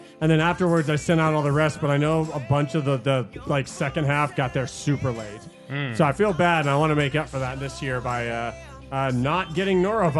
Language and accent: English; Las Vegas, Nevada, United States; Local Las Vegas kids. Cause we're from Vegas.